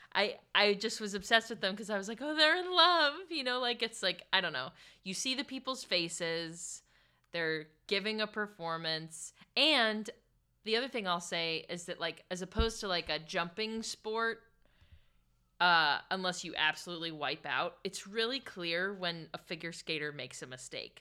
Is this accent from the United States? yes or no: yes; Pittsburgh, Pennsylvania, United States; I'm from Pittsburgh, which is, like, kind of north.